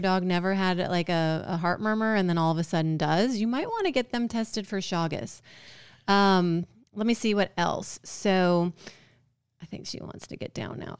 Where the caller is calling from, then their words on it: Georgia, United States; I'm calling from Georgia.